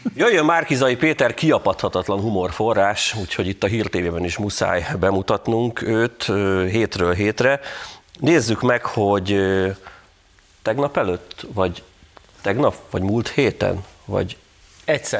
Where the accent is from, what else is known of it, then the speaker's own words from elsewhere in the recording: Tatabánya, Komárom-Esztergom, Hungary; Tatabányán jártam, ami az én szülővárosom